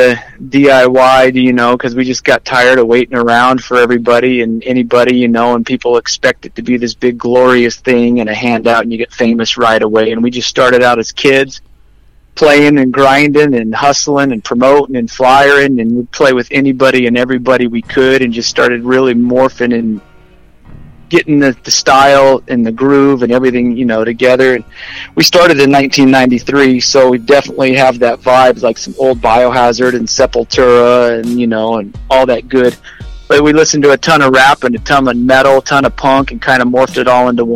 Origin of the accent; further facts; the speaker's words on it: Henderson, Nevada, United States; We grew up in Henderson in Las Vegas